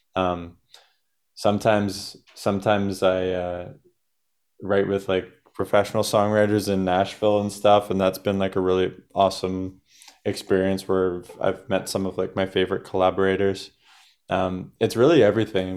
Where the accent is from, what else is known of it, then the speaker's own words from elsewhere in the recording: Canada; we're from Canada